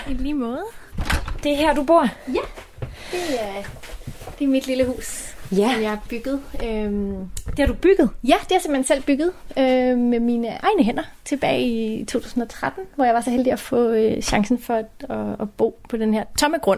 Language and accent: Danish; Denmark; og jeg er 35 år, og så er jeg født og opvokset her i Haveforeningen Frederikshøj, øhm, og så har lige været ude og bo i en lejlighed på Amager i nogle år, og så flyttede jeg tilbage i mit selvbyggede hus i 2013.